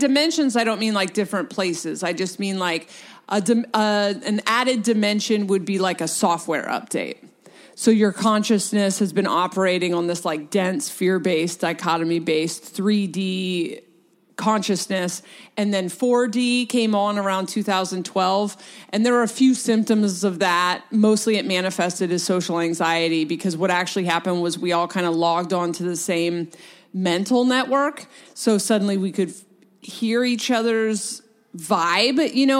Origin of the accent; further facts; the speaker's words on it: Delaware, United States; also born or lived in Portland; now in West Coast, United States; I was born in Delaware, and then my mom moved to Portland, so then I spent my life splitting time between Delaware and Portland. So I am a very East West Coaster.